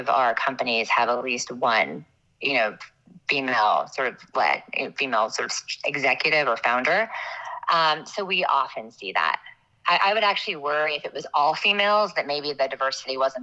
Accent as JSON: {"language": "English", "region": "Midwest", "country": "United States", "tie": "born or raised there", "said": "I grew up in the Midwest"}